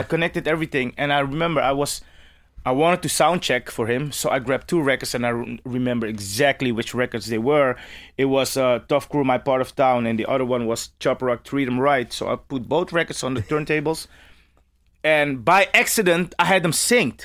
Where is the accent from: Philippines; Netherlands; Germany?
Netherlands; Amsterdam, North Holland; as a kid growing up in Amsterdam